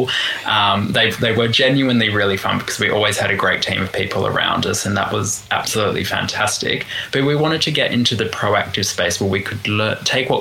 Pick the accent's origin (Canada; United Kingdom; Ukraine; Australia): Australia